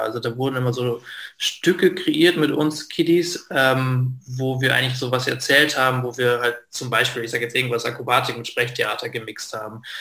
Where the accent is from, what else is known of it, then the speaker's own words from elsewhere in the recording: Lingen, Lower Saxony, Germany; now in Austria; in Lingen, das ist eine kleinere Stadt in Norddeutschland, wo ich aufgewachsen bin